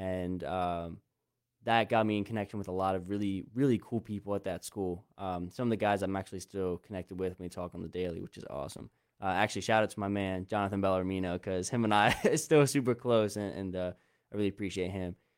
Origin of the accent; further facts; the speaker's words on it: Lancaster County, Pennsylvania, United States; I grew up in Lancaster County, Pennsylvania, like literally where we are now